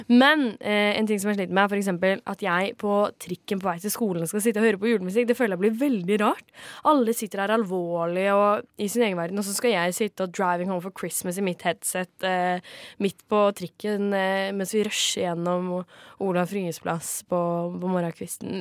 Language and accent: Norwegian; Kragerø, Telemark, Norway; Jeg er jo fra Kragerø